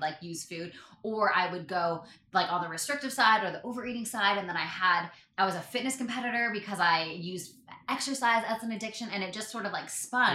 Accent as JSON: {"language": "English", "country": "Canada", "said": "I'm Canadian"}